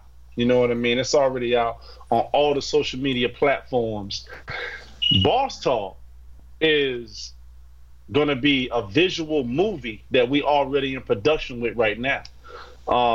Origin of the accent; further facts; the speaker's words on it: Florida, United States; now in Florence; I'm from Florida, but I'm living in Florence right now.